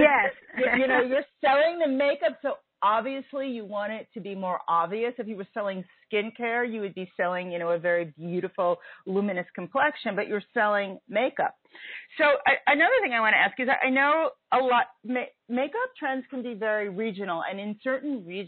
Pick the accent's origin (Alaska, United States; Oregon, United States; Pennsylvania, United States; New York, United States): New York, United States; New York City; growing up in Brooklyn